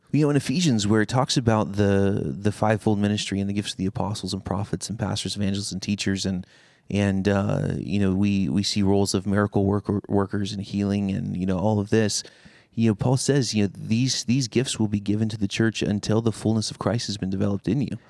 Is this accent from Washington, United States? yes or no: yes; Seattle, Washington, United States; now in Cleveland, United States; I'm originally a, a West Coaster. I grew up in Seattle.